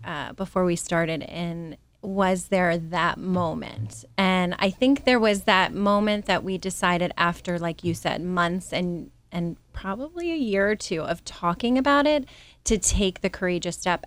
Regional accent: Alexandria, Virginia, United States; moved away; I grew up in Alexandria, Virginia

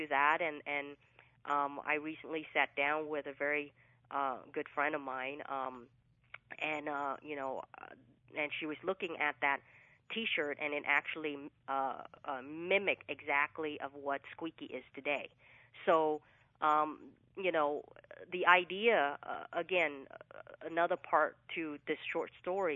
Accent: Fresno, California, United States; first language English; also born or lived in Vietnam; now in Southern California, United States; So I grew up in Central California, which was Fresno, California

